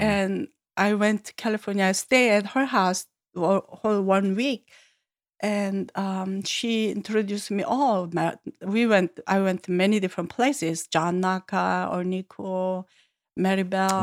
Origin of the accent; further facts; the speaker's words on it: Seoul, South Korea; English is a second language; moved away; Born in Seoul, born and grown up and lived there all my life in city